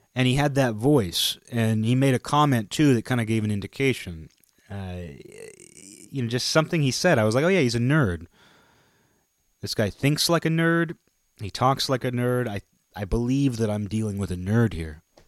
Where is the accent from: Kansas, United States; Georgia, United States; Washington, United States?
Washington, United States; Kirkland; I was from Kirkland.